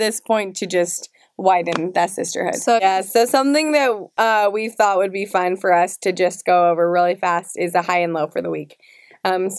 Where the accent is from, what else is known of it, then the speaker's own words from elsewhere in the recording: Utah, United States; We're sisters. We're from Utah